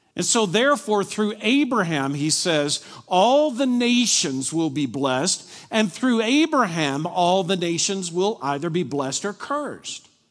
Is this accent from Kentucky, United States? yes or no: yes; Glasgow, Kentucky, United States; moved away; I grew up in Glasgow, Kentucky